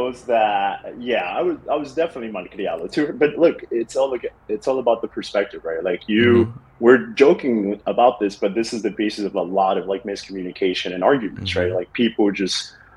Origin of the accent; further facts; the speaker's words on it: New York City, New York, United States; moved away as an adult; now in Miami, United States; Growing up in the Bronx